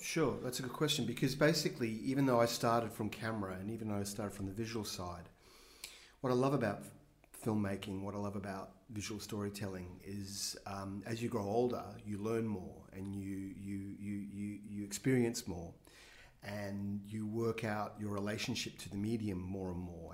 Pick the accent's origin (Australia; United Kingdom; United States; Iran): Australia; Brisbane, Queensland; I grew up in Brisbane in the 70s